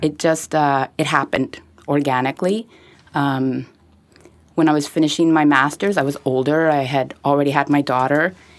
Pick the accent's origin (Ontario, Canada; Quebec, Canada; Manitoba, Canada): Quebec, Canada; Montreal; I grew up in Westmount